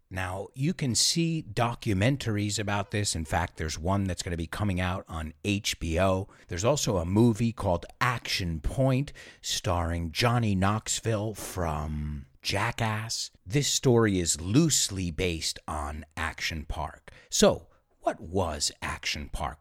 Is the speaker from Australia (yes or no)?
no; Spain; moved away; also born or lived in United States; growing up in Spain